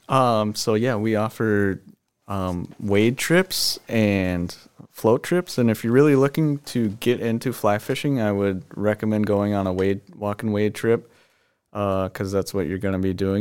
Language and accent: English; Lake Minnetonka, Minnesota, United States; we grew up on Lake Minnetonka, and that's all we did was fish and wakeboard